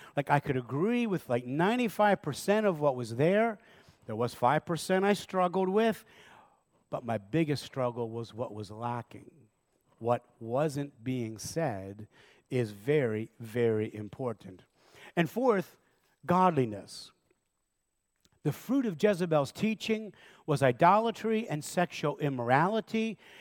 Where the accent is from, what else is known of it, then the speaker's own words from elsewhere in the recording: Lancaster County, Pennsylvania, United States; I was raised in Lancaster County